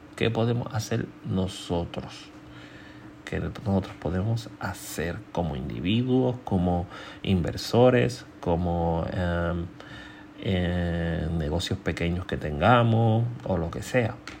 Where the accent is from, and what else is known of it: Puerto Rico